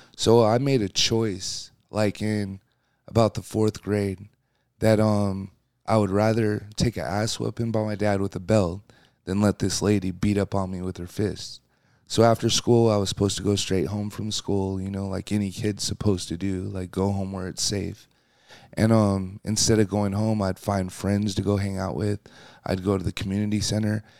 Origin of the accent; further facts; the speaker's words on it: Seattle, Washington, United States; coming in the world, you know, in Seattle, it's a rainy place